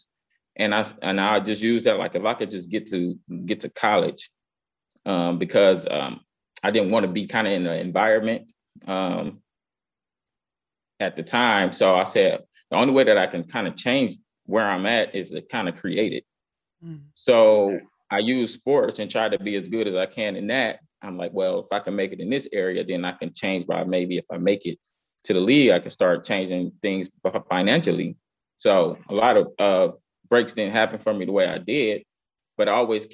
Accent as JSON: {"language": "English", "town": "Cleveland", "region": "Ohio", "country": "United States", "tie": "born or raised there", "said": "I grew up in Cleveland, Cleveland's East Side, primarily like the St. Clair area"}